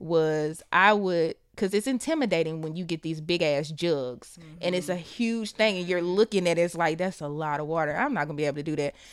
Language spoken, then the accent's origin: English; the South, United States; we're from the South